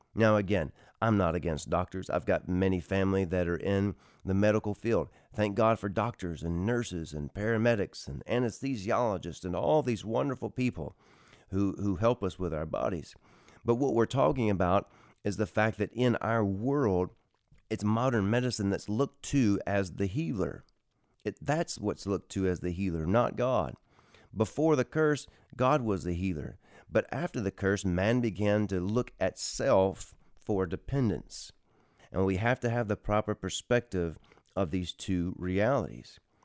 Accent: Texas, United States; moved away; my home state, the state of Texas

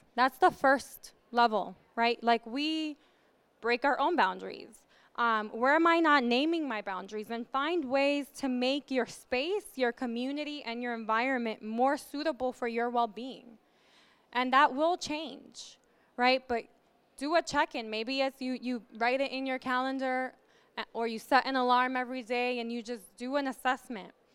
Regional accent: New York, United States; moved away as an adult; also born or lived in the South (US); a New Yorker who moved here two years ago

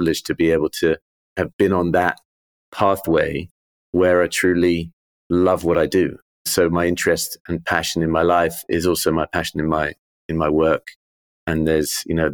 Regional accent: London, United Kingdom; I grew up in Wimbledon, literally a stone's throw from the championships.

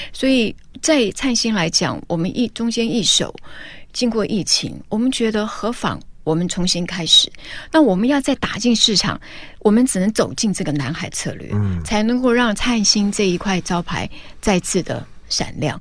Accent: Taiwan; 我们台湾人

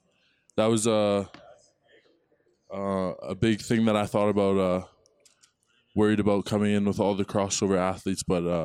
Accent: Vancouver, British Columbia, Canada; moved away as an adult; now in Colorado, United States

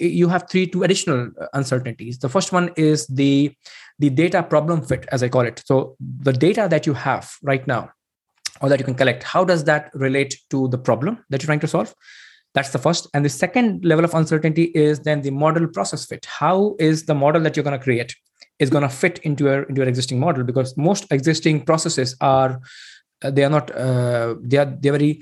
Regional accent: India; moved away as an adult; now in Sweden; I'm basically originally from India

